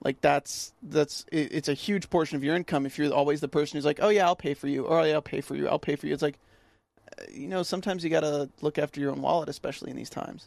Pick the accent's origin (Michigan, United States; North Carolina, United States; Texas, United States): North Carolina, United States; I'm from North Carolina